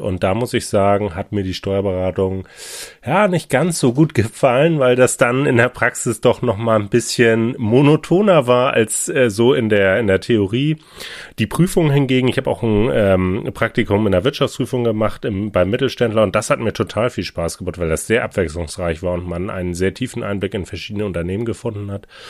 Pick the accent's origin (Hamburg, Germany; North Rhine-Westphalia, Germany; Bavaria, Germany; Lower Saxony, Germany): Hamburg, Germany; bin ein Hamburger Eigengewächs, hier geboren, aufgewachsen